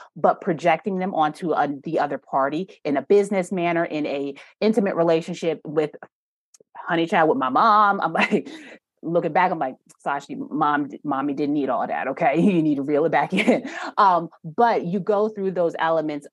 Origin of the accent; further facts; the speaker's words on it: New York, United States; now in North Carolina, United States; I'm from New York, and the way that when I came down to North Carolina